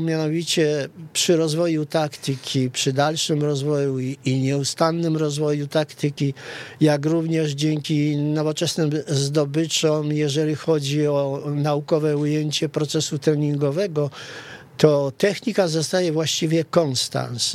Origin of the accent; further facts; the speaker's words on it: Rzeszów, Subcarpathian Voivodeship, Poland; also born or lived in Kresy (Eastern Borderlands); wychowałem się w Rzeszowie